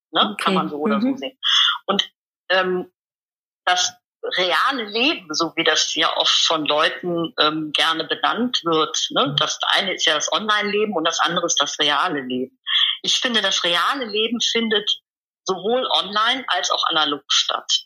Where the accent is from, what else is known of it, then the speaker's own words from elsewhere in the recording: Rhineland, Germany; Ich komme aus dem Rheinland und hier im Rheinland sagt man eigentlich zu allem, was man nicht genau erklären oder erfassen kann oder definieren kann, Gedöns.